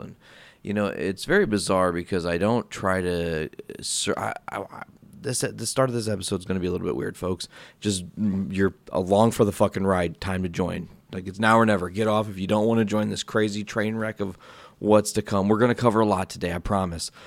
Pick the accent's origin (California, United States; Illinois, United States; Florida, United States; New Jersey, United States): Illinois, United States; Hoopeston; moved away as an adult; now in Northwest Indiana, United States; You guys probably know Hoopston, Illinois. Like, it's, it's my hometown